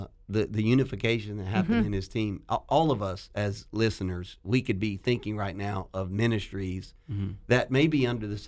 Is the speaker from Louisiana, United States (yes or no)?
yes; Louisiana, United States; I'm from Louisiana.